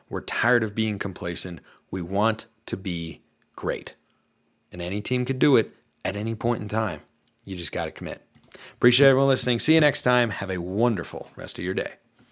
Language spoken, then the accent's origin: English; Portland, Oregon, United States; I'm from Portland